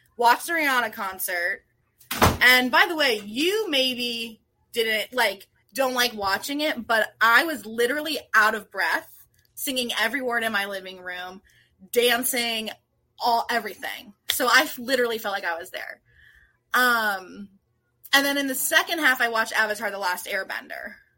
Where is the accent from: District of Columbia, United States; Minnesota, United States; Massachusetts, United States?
District of Columbia, United States; Washington; now in Rockville, United States; I grew up in D C proper.